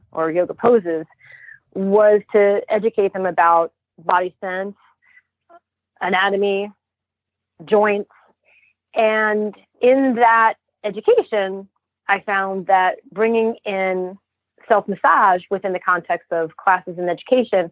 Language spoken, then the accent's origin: English; Santa Fe, New Mexico, United States; I grew up in Santa Fe, New Mexico, in a solar home off the grid